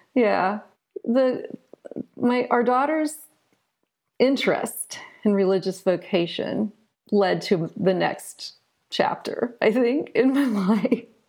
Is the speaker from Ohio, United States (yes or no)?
yes; Southern Ohio, United States; I eventually wound up returning to my hometown in Southern Ohio